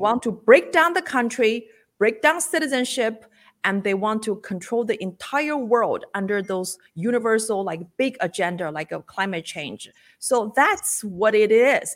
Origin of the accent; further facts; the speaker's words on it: China; moved away; I was born and lived in China for the first part of my life.